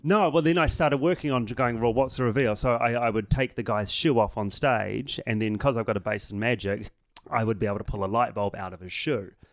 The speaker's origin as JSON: {"language": "English", "country": "New Zealand", "said": "I'm from New Zealand"}